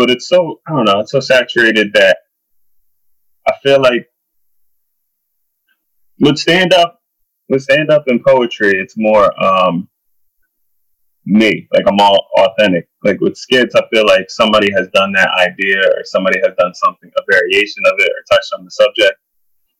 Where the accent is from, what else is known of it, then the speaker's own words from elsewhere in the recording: Burlington, New Jersey, United States; It was about 15 minutes outside of Trenton, so south of Trenton. Okay. So it's called Burlington